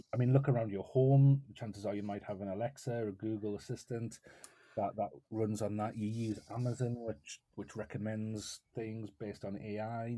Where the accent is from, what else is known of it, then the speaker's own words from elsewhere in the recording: North East England, United Kingdom; I'm based in the northeast of England